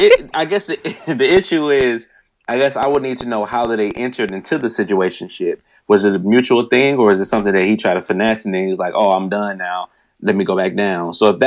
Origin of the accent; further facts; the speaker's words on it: Nigeria; I'm Nigerian.